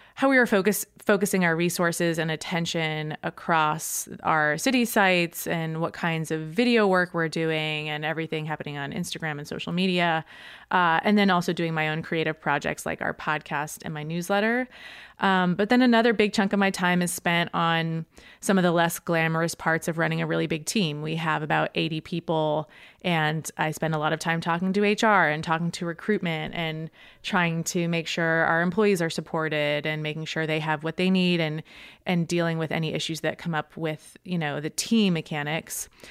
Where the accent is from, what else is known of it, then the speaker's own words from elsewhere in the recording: suburbs of Boston, Massachusetts, United States; moved away as an adult; also born or lived in New York; I grew up, uh, in the suburbs of Boston in Massachusetts